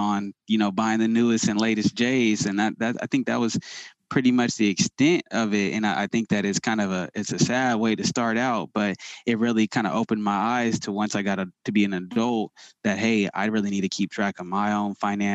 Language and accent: English; Sacramento, California, United States; I grew up in the Sacramento area